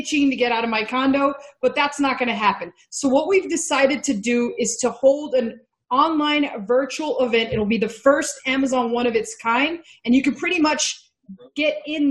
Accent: Texas, United States; I'm from Texas

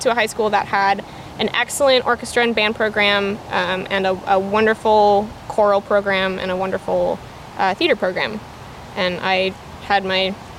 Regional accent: Mukilteo, Washington, United States; born or raised there

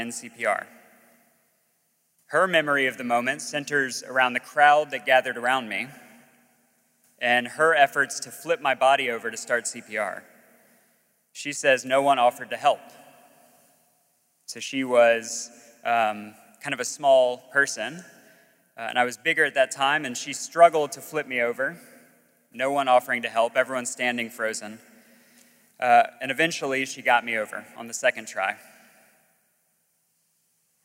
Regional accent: Gulf Coast of Alabama, United States; moved away as an adult; also born or lived in Virginia; I grew up on the Gulf Coast of Alabama

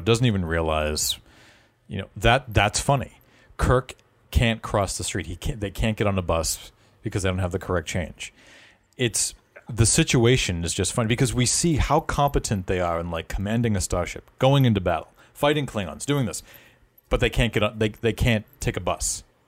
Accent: Boston, Massachusetts, United States; accent: Boston; We're all based in the Boston area, but um, I know that my accent does come out from time to time

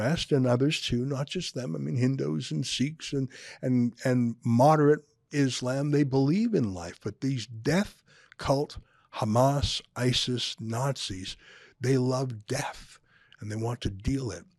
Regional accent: outside Calgary, Alberta, Canada; I was born and raised outside Calgary. I went to school in the country

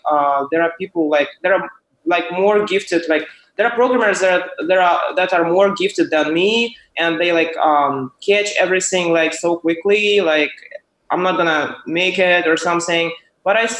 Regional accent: Ukraine; moved away as an adult; now in San Francisco, United States; I am originally from Ukraine, and so I came to U.S.

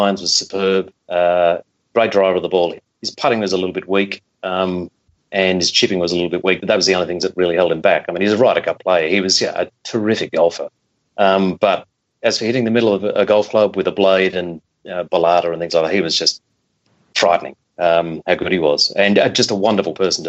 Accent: Melbourne, Victoria, Australia; moved away as an adult; now in London, United Kingdom; I'm from Melbourne. I caddied when I was 11 years old at Royal Melbourne.

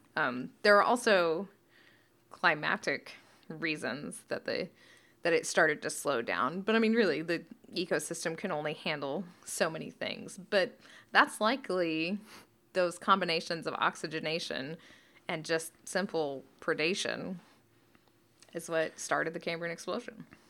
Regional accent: Canada; I'm Canadian

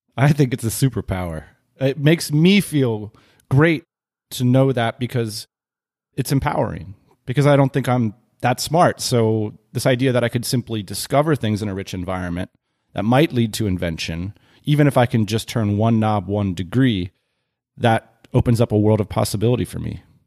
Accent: Lititz, Pennsylvania, United States; I grew up in Lititz, Pennsylvania.

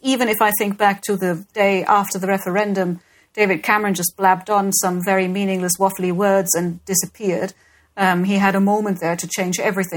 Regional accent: Germany; now in United Kingdom; Germany is where I was born

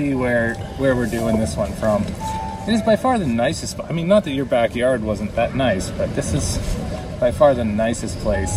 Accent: Gravenhurst, Ontario, Canada; I'm from Gravenhurst. I'm born and raised

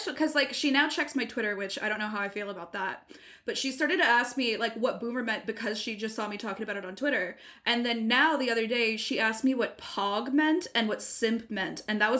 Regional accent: England, United Kingdom; I'm English, so.

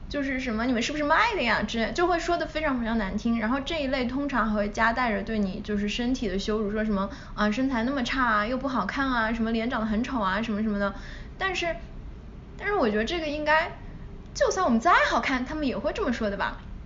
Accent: China; moved away; 我从小在，嗯，国内长大

